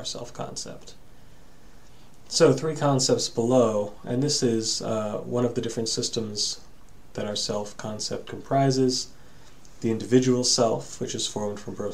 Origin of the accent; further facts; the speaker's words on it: New England, United States; for me being a New Englander